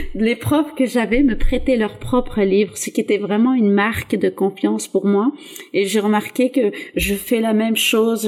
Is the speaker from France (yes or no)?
yes; south-east France, France; moved away; also born or lived in Atlas, Morocco; je viens du sud-est de la France et c'est pas la région la plus ouverte. Donc, le Front National a souvent des scores très hauts dans mon village, mon ancien village